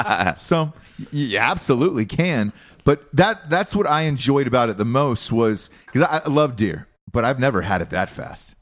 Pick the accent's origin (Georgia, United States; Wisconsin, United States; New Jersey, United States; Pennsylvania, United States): Georgia, United States; the kind that I grew up around in Georgia